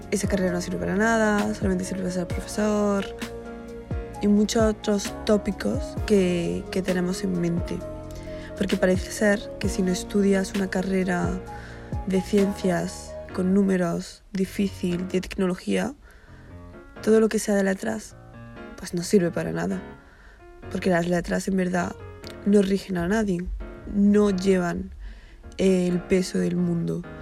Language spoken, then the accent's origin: Spanish; Bilbao, Basque Country, Spain; moved away as an adult; now in Lisbon, Portugal; Sí, yo soy de Bilbao